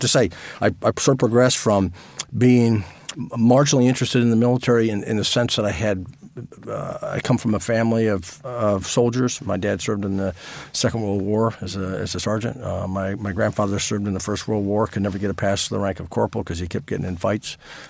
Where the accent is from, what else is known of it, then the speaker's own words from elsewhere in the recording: New England, United States; moved away as an adult; also born or lived in Virginia; I was raised in New England.